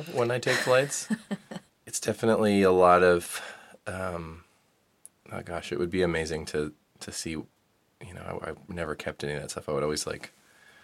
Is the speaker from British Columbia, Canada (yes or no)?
yes; Vancouver, British Columbia, Canada; moved away as an adult; now in New York, United States; I grew up in Vancouver.